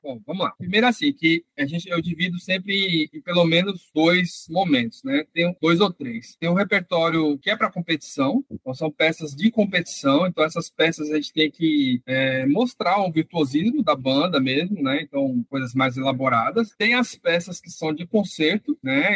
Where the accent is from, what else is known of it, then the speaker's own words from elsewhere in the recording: São Paulo, Brazil; moved away as an adult; now in Recife, Brazil; a gente que é de São Paulo